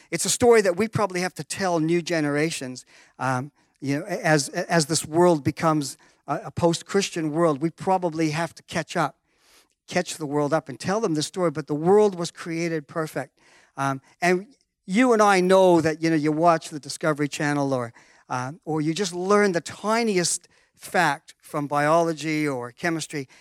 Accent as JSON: {"language": "English", "country": "Canada", "tie": "born or raised there", "said": "I was born in Canada"}